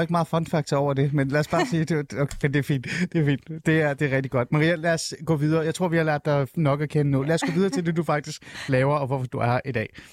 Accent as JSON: {"language": "Danish", "country": "Denmark", "tie": "born or raised there", "also_born_or_lived": "Shiraz, Iran", "said": "Jeg kom til Danmark, da jeg var fem år"}